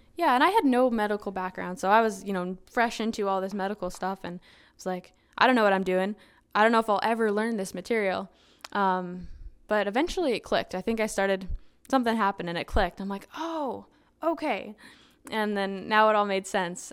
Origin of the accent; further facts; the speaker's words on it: Saskatchewan, Canada; moved away as an adult; also born or lived in Muskogee, Oklahoma; I was from Canada